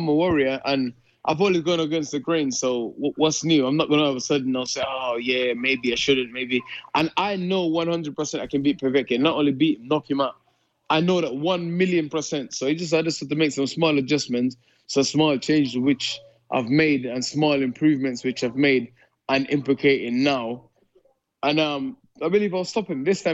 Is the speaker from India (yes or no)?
no; United Kingdom; I'm British